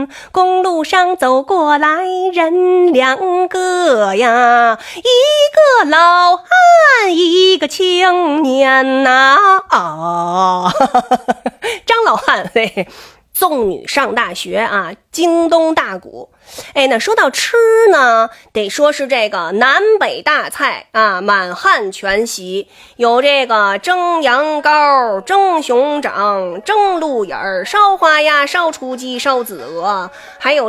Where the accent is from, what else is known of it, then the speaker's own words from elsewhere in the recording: Beijing, China; 我们北京人啊，有我们自己的文化